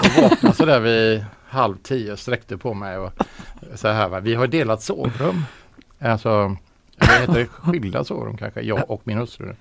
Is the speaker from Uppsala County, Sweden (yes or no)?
no; Ucklum, Västra Götaland, Sweden; moved away; also born or lived in Biskopsgården, Gothenburg; Mamma bor ju fortfarande i Ucklum. Vi, jag växte upp i Komperö